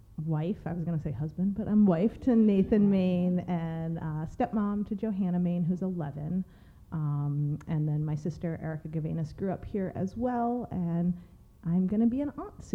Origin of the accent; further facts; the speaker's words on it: Homer, Alaska, United States; I grew up here in Homer